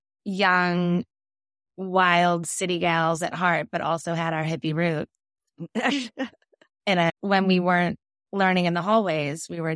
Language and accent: English; Quincy, Massachusetts, United States; So I grew up in Quincy. So I was a Randolph girl.